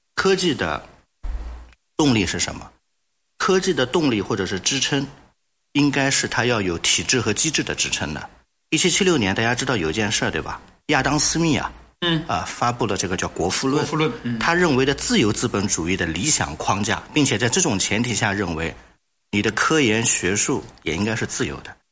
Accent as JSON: {"language": "Chinese", "country": "China", "said": "我们中国人"}